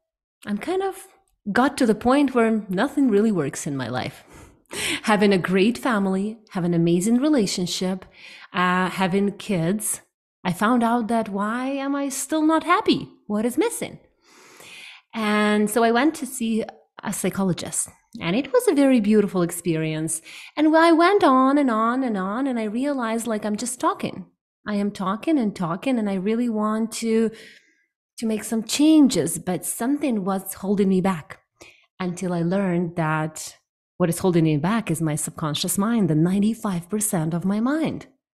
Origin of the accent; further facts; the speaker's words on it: Ukraine; now in Canada; 7 years ago, I moved to Canada from Ukraine, and it has been one of the most transformational experiences for me, learning, diving deep into the different country, different culture